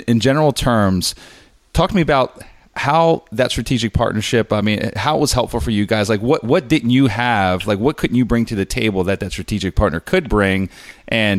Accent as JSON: {"language": "English", "town": "Harrisburg", "region": "Pennsylvania", "country": "United States", "tie": "born or raised there", "said": "my hometown, Harrisburg, Pennsylvania"}